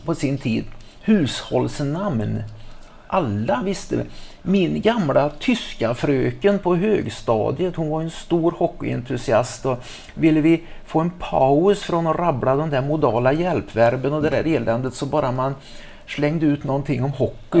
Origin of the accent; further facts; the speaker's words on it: Trollhättan, Västra Götaland, Sweden; moved away; hemma i Trollhättan